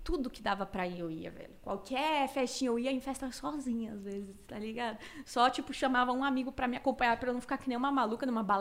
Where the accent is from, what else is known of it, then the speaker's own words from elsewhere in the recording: Cuiabá, Mato Grosso, Brazil; moved away as an adult; now in São Paulo, Brazil; Cara, eu, eu saí de Cuiabá em 2014, quando eu fiz 18 anos, mas eu passei um aninho em Porto Alegre, aleatório, mas foi ótimo, mas foi muito aleatório. E aí eu vim para São Paulo em 2015.